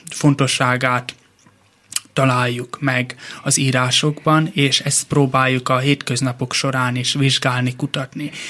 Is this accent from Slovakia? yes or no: no; Pécs, Baranya, Hungary; born there; Pécset születtünk, de tulajdonképp csak megszülettünk ott, mivel koraszülöttek